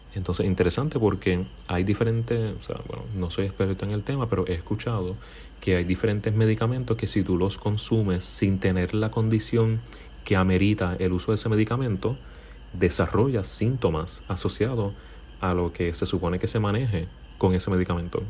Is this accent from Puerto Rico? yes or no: yes; Puerto Rico; aquí en Puerto Rico, de donde soy